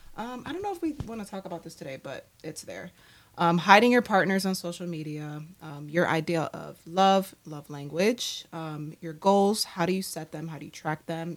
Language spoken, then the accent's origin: English; New York City, New York, United States; also born or lived in Miami, Florida; I was born in Brooklyn, raised between Brooklyn, New York, and Miami, Florida